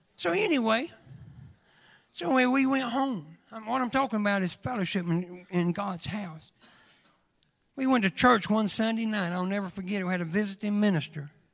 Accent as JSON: {"language": "English", "town": "Chiefland", "region": "Florida", "country": "United States", "said": "I'm from Chiefland"}